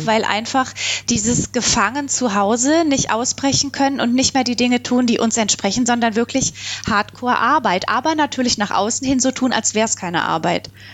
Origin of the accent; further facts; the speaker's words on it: Baden-Württemberg, Germany; ich bin ja aus Baden-Württemberg